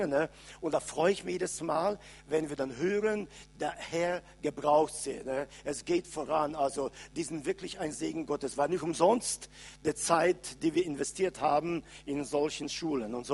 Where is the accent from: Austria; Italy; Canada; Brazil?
Canada; German is a second language; Äh, wir kommen aus Kanada und äh, ich bin jetzt schon ungefähr sechseinhalb Wochen unterwegs.